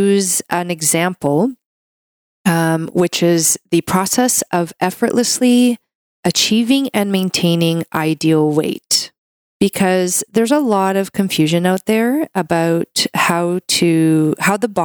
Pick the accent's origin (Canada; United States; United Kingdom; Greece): Canada; I'm a Canadian medical doctor